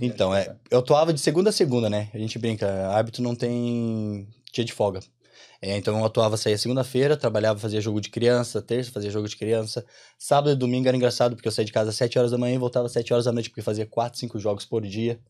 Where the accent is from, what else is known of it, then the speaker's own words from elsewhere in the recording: Curitiba, Paraná, Brazil; moved away as an adult; now in Ireland; sou de Curitiba. Estamos aqui vivendo a experiência de intercâmbio na Irlanda